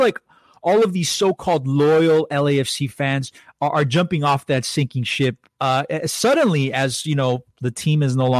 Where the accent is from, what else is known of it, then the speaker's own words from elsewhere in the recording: El Salvador; now in Los Angeles, United States; This is my home country of El Salvador